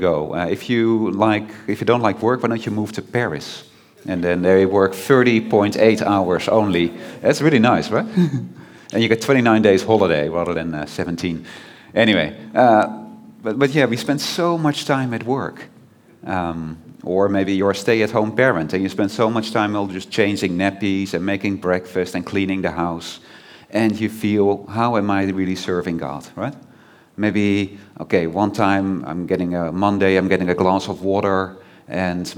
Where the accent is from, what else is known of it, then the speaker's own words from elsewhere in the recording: Netherlands; I'm from the Netherlands